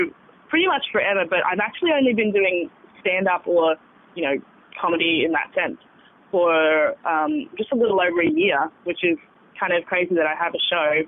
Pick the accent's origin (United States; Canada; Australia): Australia; Sydney, New South Wales; born there; now in Bathurst, Australia; I was born in Sydney and we sort of moved around a bit.